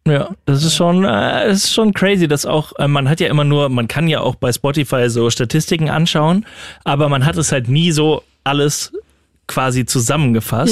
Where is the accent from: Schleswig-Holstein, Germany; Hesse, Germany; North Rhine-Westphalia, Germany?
North Rhine-Westphalia, Germany; Düsseldorf; moved away; in der Heimat, wo ich herkomme, in Düsseldorf